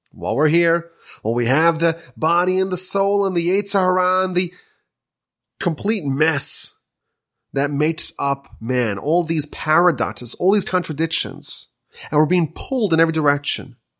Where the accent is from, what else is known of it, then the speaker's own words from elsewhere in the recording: United States; now in Canada; I'm an American coming here